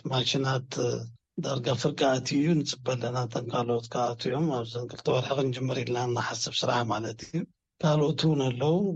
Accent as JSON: {"language": "Tigrinya", "town": "Asmara", "region": "Maekel", "country": "Eritrea", "tie": "born or raised there", "also_born_or_lived": "Adwa, Ethiopia / Addis Ababa, Ethiopia", "moved": "yes", "said": "ኣብ ዓድዋ ተወሊደ ኣስመራ ዓበ"}